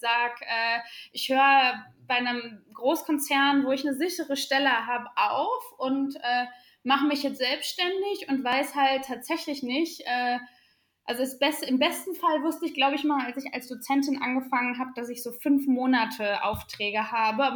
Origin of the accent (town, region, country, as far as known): Sauerland, North Rhine-Westphalia, Germany; born or raised there